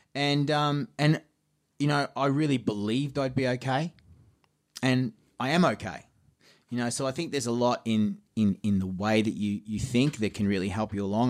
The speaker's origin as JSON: {"language": "English", "town": "Geelong", "region": "Victoria", "country": "Australia", "tie": "born or raised there", "said": "my hometown of Geelong."}